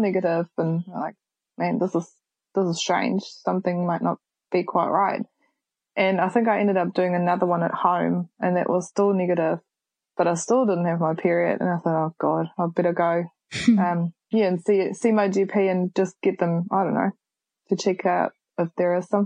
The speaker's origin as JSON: {"language": "English", "country": "Germany", "moved": "as an adult", "lives_now": "Whakatane, New Zealand", "said": "I'm originally from Germany. I'm 27 years old and I've been in New Zealand for the last 8 years"}